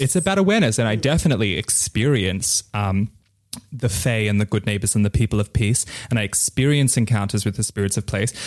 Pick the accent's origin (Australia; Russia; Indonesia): Indonesia; Bali; my father, who is Balinese, and I was born in Bali